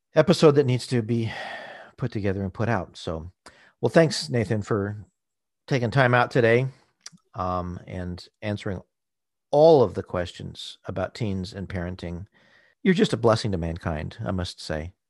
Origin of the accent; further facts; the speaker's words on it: Southern California, United States; I grew up in Southern California